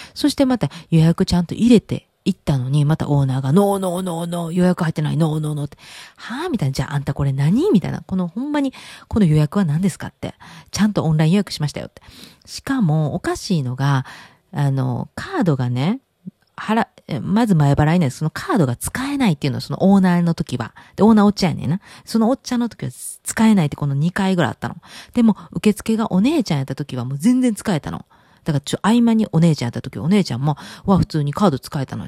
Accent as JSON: {"language": "Japanese", "region": "Kansai", "country": "Japan", "tie": "born or raised there", "said": "私関西出身"}